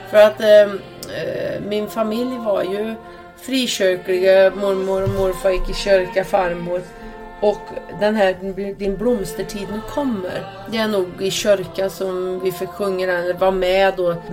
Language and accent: Swedish; Värmlandsnäs, Värmland, Sweden; jag växte upp här ute på Värmlandsnäs på en bondgård.